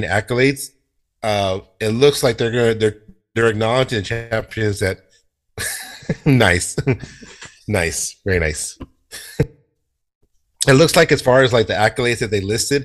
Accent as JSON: {"language": "English", "region": "Texas", "country": "United States", "said": "I'm Texan."}